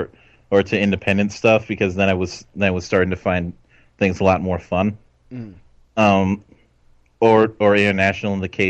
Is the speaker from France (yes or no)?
no; Minnesota, United States; I'm Minnesotan.